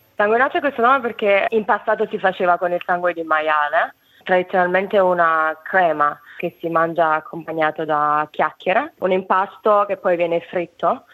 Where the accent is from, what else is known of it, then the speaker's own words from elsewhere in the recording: Naples, Campania, Italy; moved away as an adult; now in Hobart, Australia; quando mm, ero abbastanza giovane, eh, me ne sono andata da Napoli